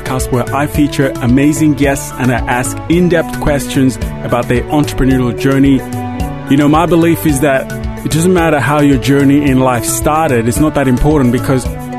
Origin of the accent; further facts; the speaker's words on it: Zambia; moved away; I grew up in Zambia, which is in the southern part of Africa